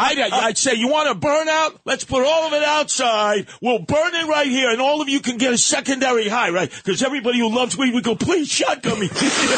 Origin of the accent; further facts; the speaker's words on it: New York City, New York, United States; But I was from the Bronx.